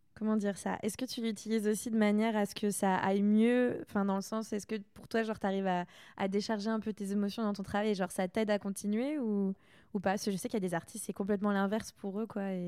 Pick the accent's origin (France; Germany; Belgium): France; Saint-Malo, Brittany; moved away; je suis bretonne aussi